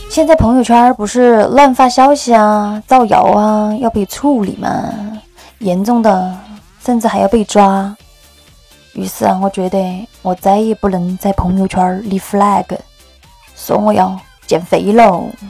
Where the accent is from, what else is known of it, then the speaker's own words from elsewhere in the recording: Sichuan, China; accent: Sichuanese; 用我们四川话就俗称呱娃子